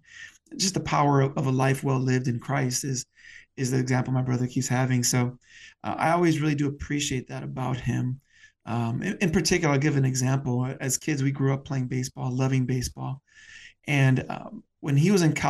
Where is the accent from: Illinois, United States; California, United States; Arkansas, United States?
Illinois, United States; Chicago; I'm a Chicagoan, born and raised here on the northwest side of the city